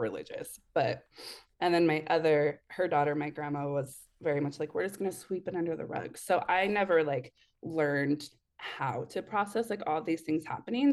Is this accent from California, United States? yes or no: no; Eugene, Oregon, United States; I'm in Oregon, so, like, Eugene area